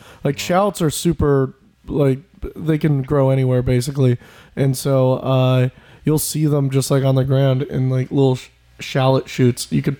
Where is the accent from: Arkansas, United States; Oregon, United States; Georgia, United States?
Oregon, United States; Portland; moved away; Oh, yeah. I grew up in Portland.